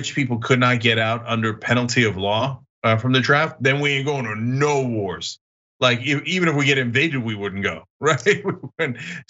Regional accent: New Jersey, United States; I grew up as a Republican in New Jersey back in the 80s and 90s.

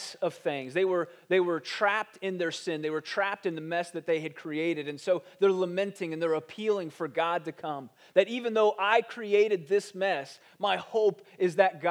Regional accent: Ohio, United States; moved away; I grew up in Ohio, and when we moved to Ohio, we moved into this neighborhood

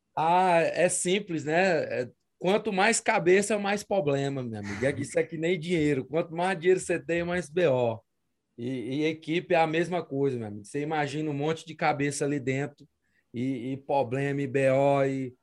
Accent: Tucumã, Pará, Brazil; now in Las Vegas, United States; quando você está no sul do Pará, meu amigo, que é longe de tudo, né? Fim do mundo, que lá, lá na minha cidade, Tucumã

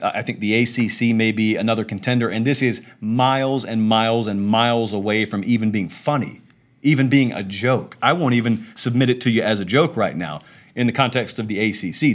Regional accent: the South, United States; I grew up in the South

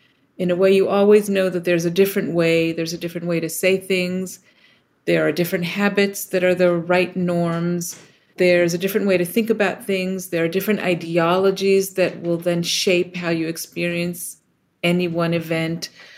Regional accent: Israel; now in United States; I was born in the States and then moved to Israel as a kid and then lived in a few other places and then ultimately came back to the States for grad school.

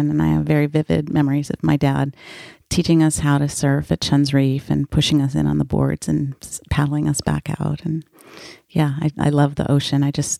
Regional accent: North Shore of Oahu, Hawaii, United States; I was born and raised on the North Shore of Oahu. My mom's family is a fourth-generation Portuguese immigrants who came to Hawaii from the Azores Islands. My dad is a surfer from California

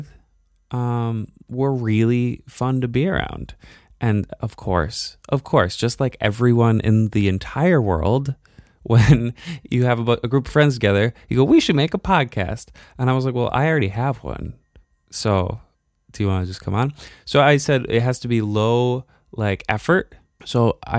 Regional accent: Binghamton, New York, United States; I came from Binghamton, New York

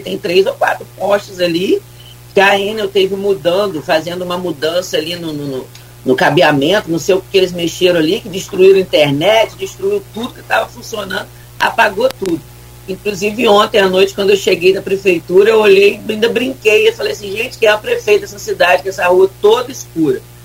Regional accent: Brazil; eu sou de São Francisco, fui criado ali

